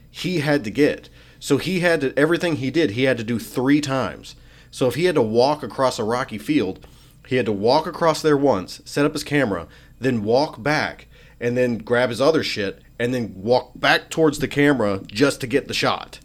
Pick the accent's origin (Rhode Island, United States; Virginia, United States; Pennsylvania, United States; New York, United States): Pennsylvania, United States; Western; now in Arkansas, United States; I grew up in Western P